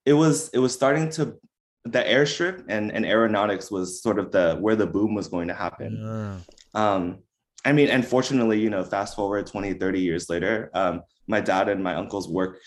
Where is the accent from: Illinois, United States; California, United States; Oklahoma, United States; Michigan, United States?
California, United States; Lancaster; Yeah, I was. It's for folks that don't know where Lancaster is, it's an exurb that's about a mile or an hour and a half away from the Orange County, Little Saigon.